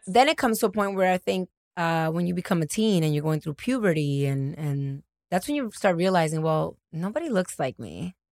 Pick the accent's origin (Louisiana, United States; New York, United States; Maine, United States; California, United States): New York, United States; also born or lived in Dominican Republic / Atlanta; I'm from New York. I, I was born in Dominican Republic. I'm an immigrant